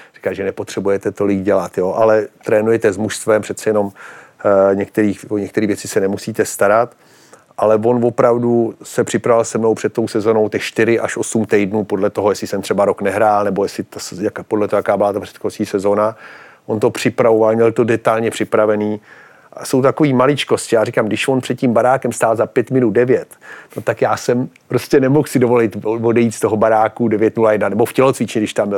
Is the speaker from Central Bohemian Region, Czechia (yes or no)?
no; Pardubice, Pardubice Region, Czechia; jako kluk v Pardubicích